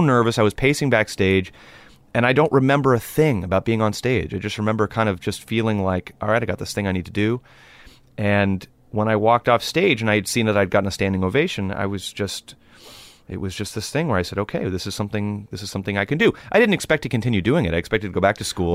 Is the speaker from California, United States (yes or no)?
yes; Los Angeles, California, United States; growing up in Los Angeles, it's, it's a, it's a cultural melting pot if you choose for it to be.